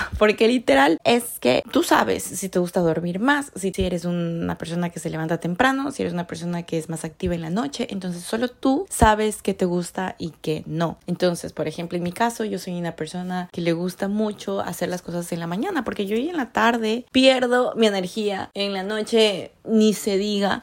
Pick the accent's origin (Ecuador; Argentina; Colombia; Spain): Ecuador; moved away as an adult; now in Canada; yo soy de Ecuador y yo vivo en Canadá